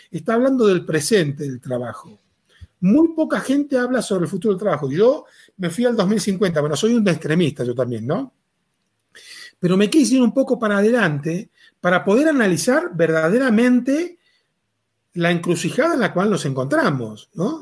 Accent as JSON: {"language": "Spanish", "country": "Argentina", "moved": "as an adult", "lives_now": "Mexico", "said": "soy argentino, hace 18 años que vivo en México."}